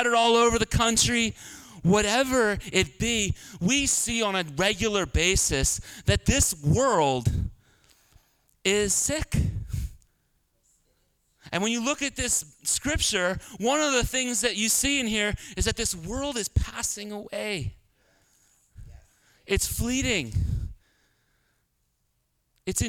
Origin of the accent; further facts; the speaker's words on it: Philadelphia, Pennsylvania, United States; I'm from Northeast Philly.